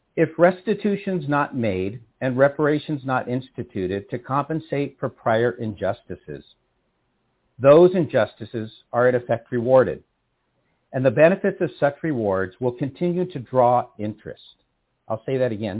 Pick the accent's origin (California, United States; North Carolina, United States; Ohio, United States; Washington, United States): California, United States; San Rafael; moved away as an adult; now in Berkeley, United States; I was born and raised in San Rafael, California